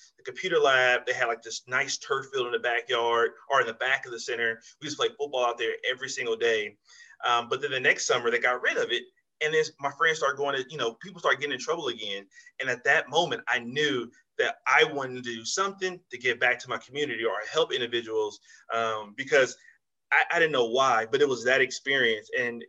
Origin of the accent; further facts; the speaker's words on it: Compton, California, United States; also born or lived in El Paso, Texas / Germany; in Compton, on Rosecrans and Central, where I grew up at, the west side of Compton